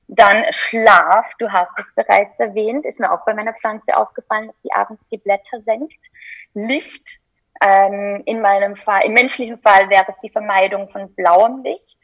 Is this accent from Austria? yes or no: yes; Austria; als Österreicherin